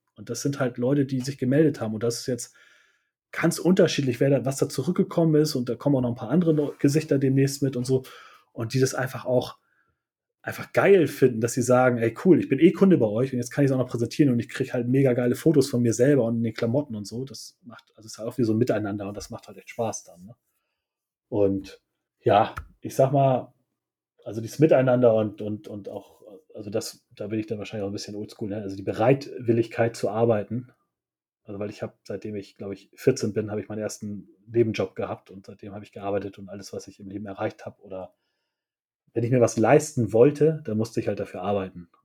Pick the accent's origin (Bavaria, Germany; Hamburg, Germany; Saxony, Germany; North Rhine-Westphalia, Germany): Hamburg, Germany